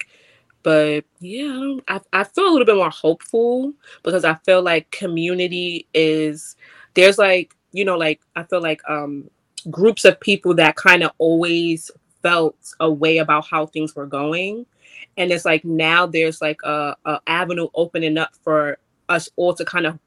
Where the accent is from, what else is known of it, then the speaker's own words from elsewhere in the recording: New York City, New York, United States; I'm a girl from the Bronx, I grew up this way